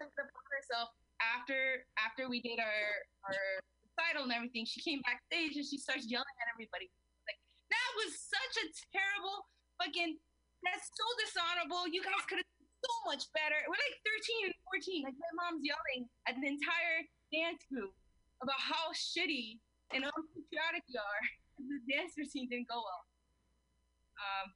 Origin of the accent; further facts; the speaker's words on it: New Jersey, United States; accent: Jersey; English is a second language; English is my second language because I learned English and Spanish at the same time, and I'm also from Jersey